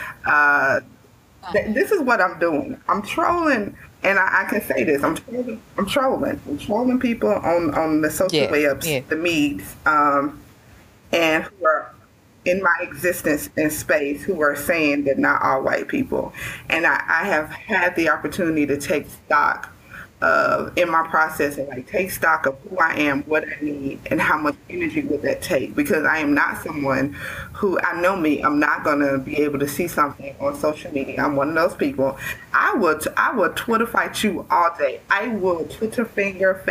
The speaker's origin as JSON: {"language": "English", "region": "Mississippi", "country": "United States", "tie": "born or raised there", "said": "I have grown up and lived in the South all of my life"}